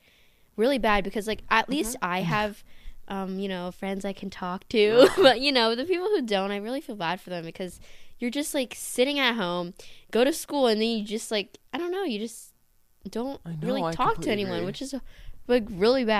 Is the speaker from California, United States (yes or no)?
yes; California, United States; we live in California. If you guys didn't know, we're like California people